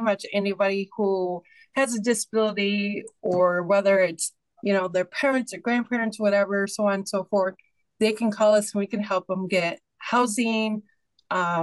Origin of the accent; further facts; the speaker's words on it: Michigan, United States; I am from Michigan. Growing up, it's Michigan